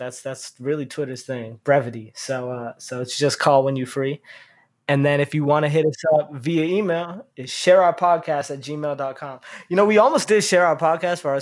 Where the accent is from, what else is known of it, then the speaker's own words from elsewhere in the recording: Boston, Massachusetts, United States; the Muslim community that I grew up with in the Boston area